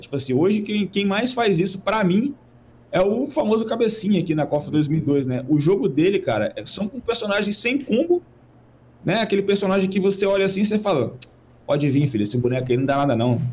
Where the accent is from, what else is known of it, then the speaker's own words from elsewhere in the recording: Vila Velha, Espírito Santo, Brazil; Eu, moro em, eu sou de Vila Velha, Espírito Santo